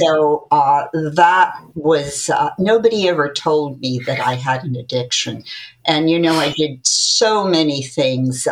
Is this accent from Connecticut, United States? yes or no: yes; Connecticut, United States; I uh, am a native Connecticut born person